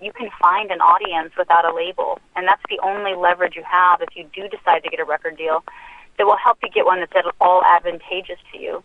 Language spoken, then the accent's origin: English; Anchorage, Alaska, United States; moved away; also born or lived in Utah; I grew up in Anchorage for a while where we lived in the projects